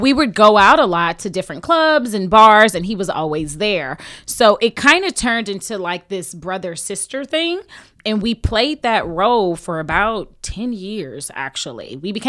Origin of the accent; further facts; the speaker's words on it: Houston, Texas, United States; I'm from Houston, Texas.